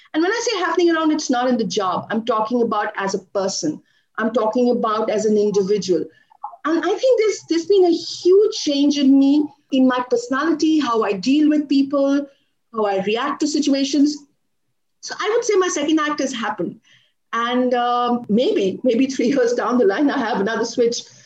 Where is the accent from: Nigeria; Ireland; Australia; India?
India; also born or lived in Dubai; back to India after spending two years in another part of the world